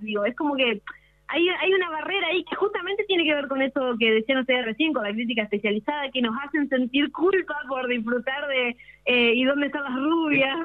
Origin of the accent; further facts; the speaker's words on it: Villaguay, Entre Ríos, Argentina; yo, de hecho, soy de Villaguay